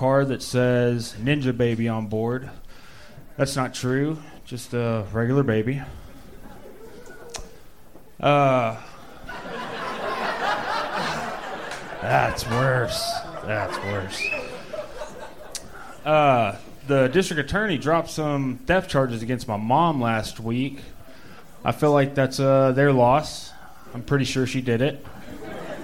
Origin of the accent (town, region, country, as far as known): Texas, United States; born or raised there